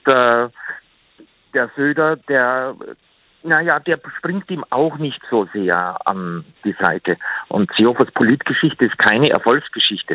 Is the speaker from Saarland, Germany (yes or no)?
no; Bavaria, Germany; Ich denke dabei als Bayer